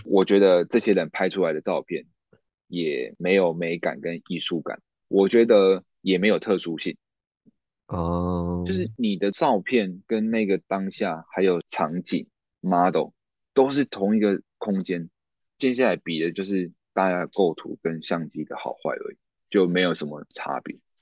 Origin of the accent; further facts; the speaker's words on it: Taichung, Taiwan; 因为我是住台中，那嗯。清水高中算是成绩还不错的一个高中嗯。那我，我的成绩是能够上台中二中的，但是因为台中二中离我老家无期太远了